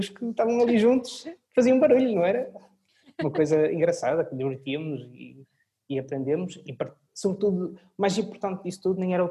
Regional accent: Portugal; also born or lived in Orléans, France; Eu nasci em França. Nasci em França, em Orleans, em que tive a minha primeira ligação com a música, que foi onde tive formação musical depois voltei para Portugal

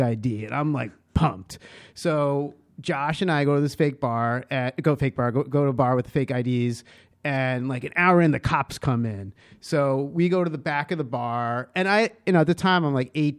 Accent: Long Island, New York, United States; moved away as an adult; also born or lived in Madison, Wisconsin; I grew up in Long Island

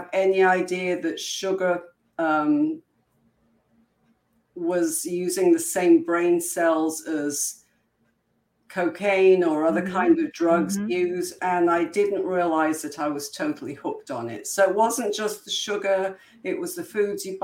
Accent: Coventry, West Midlands, United Kingdom; moved away as an adult; also born or lived in New Mexico, United States / Utah, United States; now in Florida, United States; I'm originally from Coventry, England

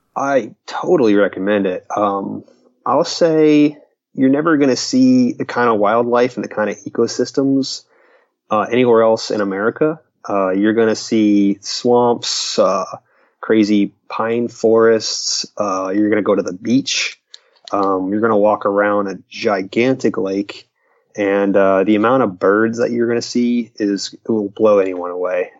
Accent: Stuart, Florida, United States; I am from Florida

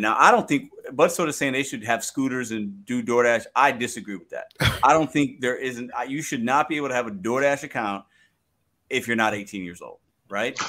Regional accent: Chicago, Illinois, United States; now in St. Louis, United States; I'm was born and raised in Chicago, and I live now in St. Louis

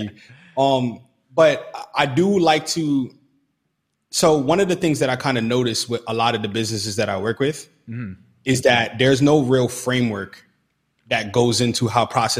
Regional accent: New York, United States; moved away as an adult; now in Jacksonville, United States; I'm originally from New York

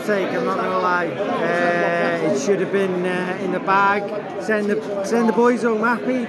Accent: Falkirk, Scotland, United Kingdom; Falkirk in Scotland.

